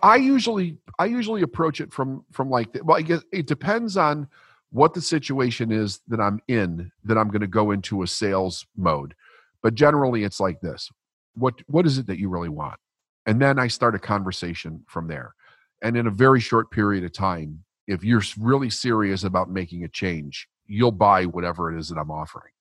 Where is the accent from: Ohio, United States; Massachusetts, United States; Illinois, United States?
Illinois, United States; Chicago; I was raised Catholic in Chicago, middle class, working class, broken family